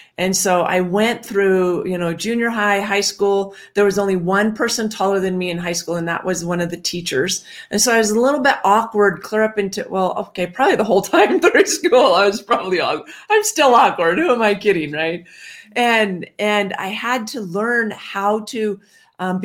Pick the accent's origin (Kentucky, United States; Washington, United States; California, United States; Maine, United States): Washington, United States; I grew up in Washington